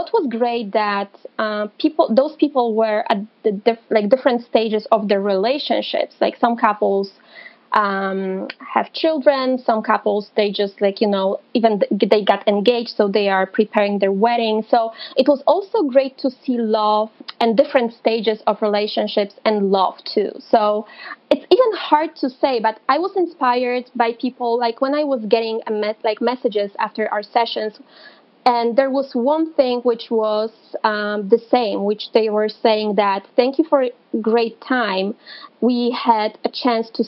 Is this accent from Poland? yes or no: yes; Wałbrzych, Lower Silesian Voivodeship, Poland; English is a second language; moved away as an adult; now in Toronto, Canada; my hometown in Poland